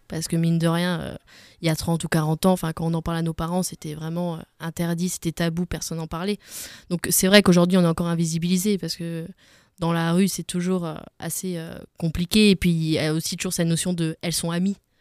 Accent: Alsace, Grand Est, France; je suis d'origine d'Alsace, mais j'ai beaucoup voyagé

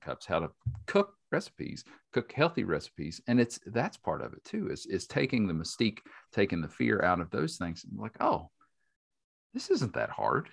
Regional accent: Boone County, West Virginia, United States; I grew up in Boone County. I grew up in a rural

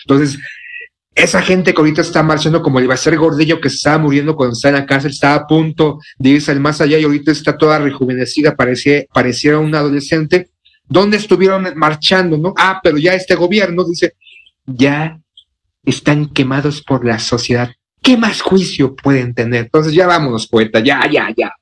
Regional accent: Mexico

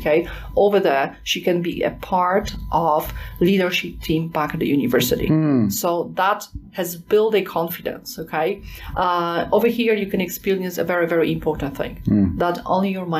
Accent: Poland; I am from Poland

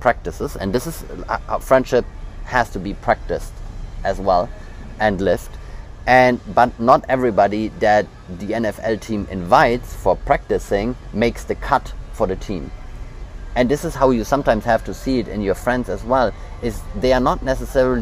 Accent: Germany; we're German

